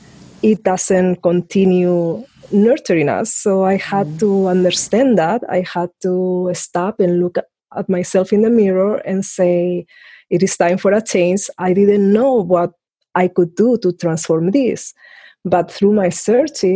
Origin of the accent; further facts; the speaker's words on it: Spain; I was in Spain, and it was a dictatorship